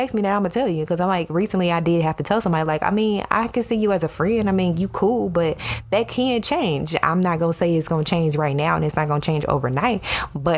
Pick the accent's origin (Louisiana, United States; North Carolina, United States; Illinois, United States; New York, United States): Illinois, United States; Chicago; I'm from Chicago, the city, not the suburbs and not the country.